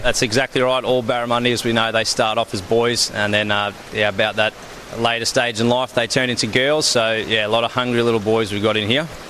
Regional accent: Melbourne, Victoria, Australia; moved away as an adult; also born or lived in Townsville, Queensland; now in Northern Territory, Australia; I actually was born and raised in Melbourne

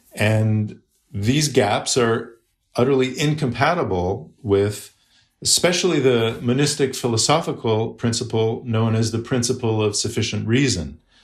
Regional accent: Canada; as a Canadian

